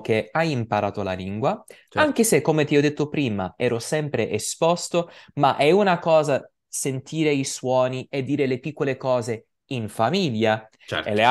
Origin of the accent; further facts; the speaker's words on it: United States; Italian is a second language; also born or lived in New York; io sono americano, ovviamente, perché sono nato e cresciuto in America